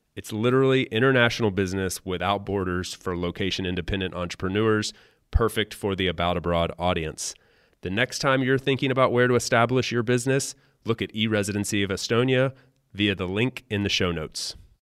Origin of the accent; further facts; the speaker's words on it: United States; moved away; I grew up in the U.S.